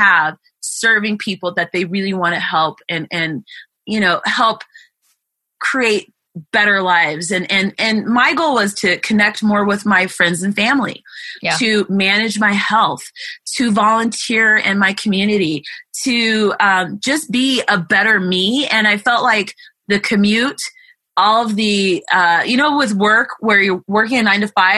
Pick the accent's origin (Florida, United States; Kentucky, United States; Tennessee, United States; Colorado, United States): Colorado, United States; moved away; I come from the state of Colorado